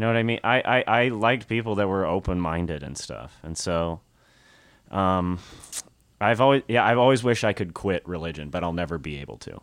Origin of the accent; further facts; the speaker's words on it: Nashville, Tennessee, United States; moved away; I'm from Tennessee, Nashville, Tennessee